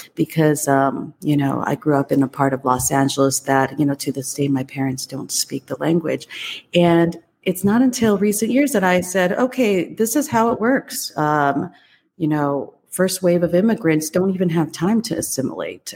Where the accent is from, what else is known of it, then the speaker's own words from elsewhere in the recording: United States; also born or lived in Taiwan; I came here actually uh, to the US when I was just two years old